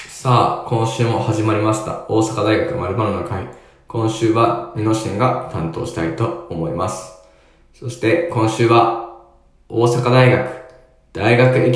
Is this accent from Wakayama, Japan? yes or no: no; Mito, Ibaraki, Japan; まあ、僕、は水戸市の出身なんで